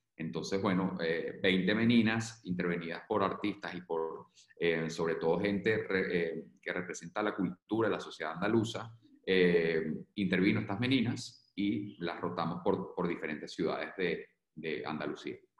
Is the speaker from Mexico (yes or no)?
no; Venezuela; moved away as an adult; now in Spain